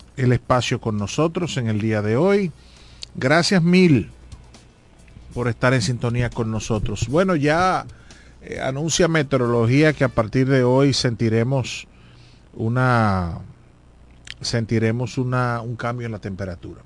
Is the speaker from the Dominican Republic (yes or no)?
yes; La Romana, Dominican Republic; Todo lo que somos de la Romana